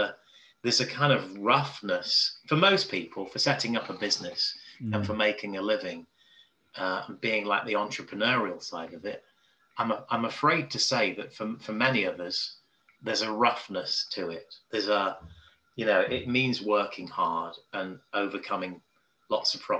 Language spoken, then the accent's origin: English; Nottingham, Derby, South Derbyshire, East Midlands, United Kingdom; where I come from, like Nottingham, Derby, South Derbyshire